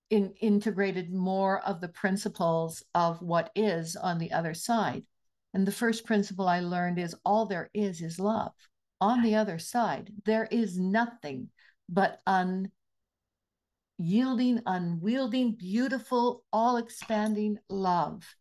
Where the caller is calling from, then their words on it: Penticton, British Columbia, Canada; I am very blessed to be zooming in from the unceded territory of the Syilx and Okanagan peoples in beautiful Penticton, British Columbia.